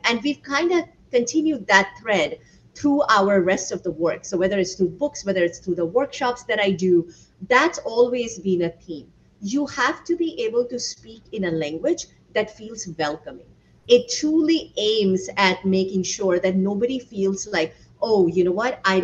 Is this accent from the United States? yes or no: no; India; moved away as an adult; So my husband and I both were born and raised in India. I left at the age of 21 for university